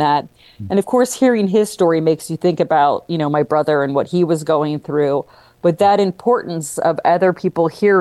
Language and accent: English; Tampa Bay area, Florida, United States; moved away as an adult; also born or lived in New York; my hometown